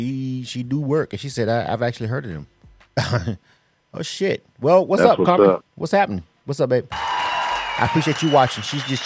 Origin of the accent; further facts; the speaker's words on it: Panama City, Florida, United States; now in Atlanta, United States; I'm from the South, but I'm not born and raised in Atlanta, even though this is my home for 20 years, so it's my second home. But I'm from Florida. I'm not from Miami.